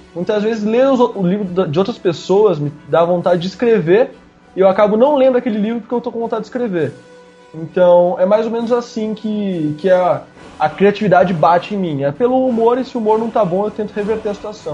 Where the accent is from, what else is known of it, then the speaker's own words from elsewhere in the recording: Curitiba, Paraná, Brazil; moved away; eu sou curitibano, hein? Eu moro aqui, mas eu sou curitibano até a morte